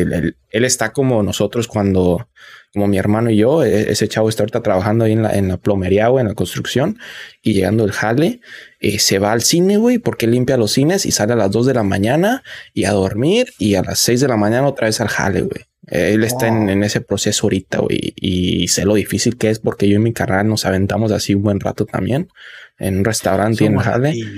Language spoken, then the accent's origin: Spanish; Mexico; yo soy obviamente de un rancho, ¿no? De un pueblo. Y que incluso en, en, en México, de mi pueblo